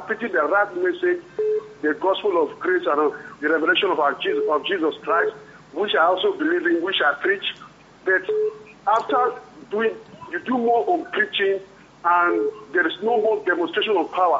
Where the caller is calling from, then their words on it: France; I'm Pastor … calling from France, sir.